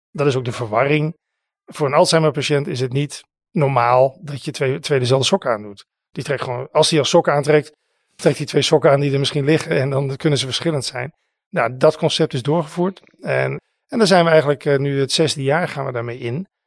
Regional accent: Netherlands; wij zijn natuurlijk als Nederlanders

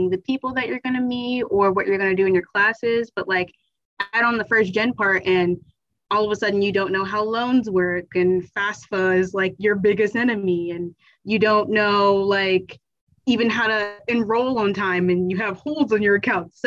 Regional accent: Chesterfield County, Virginia, United States; I am from Chesterfield County in Virginia

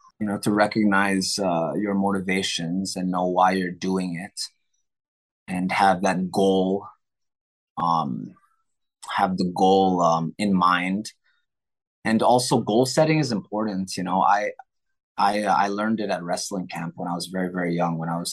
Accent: Tokyo, Japan; My brother and I, we're born and raised in Tokyo, Japan. Even though I'm Phil Am, my bro, yeah, my mom is Filipino, my dad is American, but we grew up in Japan because my parents were international school teachers.

